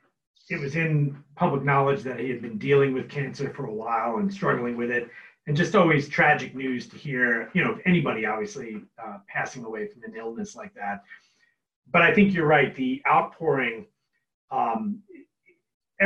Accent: Long Island, New York, United States; now in Cleveland, United States; I'm from New York originally, and I was living out on Long Island, you know, when I was younger

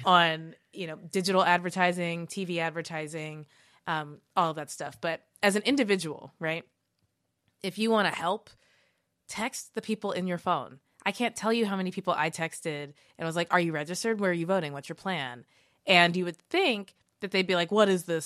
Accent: Kentucky, United States; growing up in Kentucky

